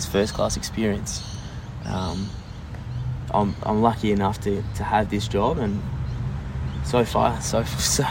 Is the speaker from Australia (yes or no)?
yes; Sydney, New South Wales, Australia; moved away as an adult; now in Perth, Australia; growing up in Sydney